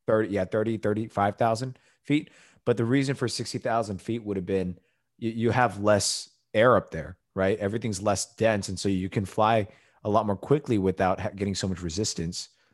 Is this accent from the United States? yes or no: yes; United States; we're American